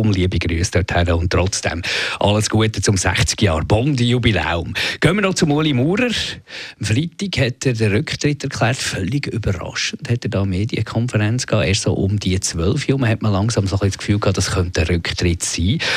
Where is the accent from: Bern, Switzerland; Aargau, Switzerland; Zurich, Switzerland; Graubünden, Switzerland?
Bern, Switzerland; Bümpliz; Nein, Pümplitz ist ja das Quartier von Bern.